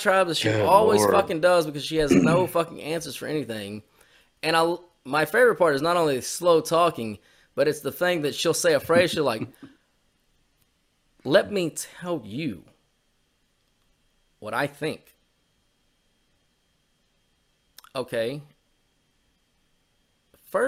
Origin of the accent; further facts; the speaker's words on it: United States; I'm an American